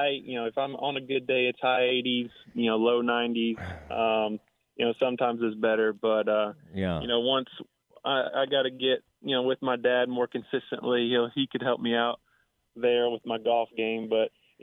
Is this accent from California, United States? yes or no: no; Irving, Texas, United States; I grew up playing TPC in Las Colinas